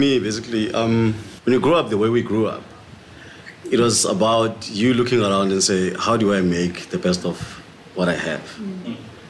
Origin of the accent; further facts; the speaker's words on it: Mpumalanga, South Africa; So obviously, I mean, growing up in Mpumalanga, there was nothing. It's only a soccer field, 4 kilometers to school and back, looking after cattle and all that.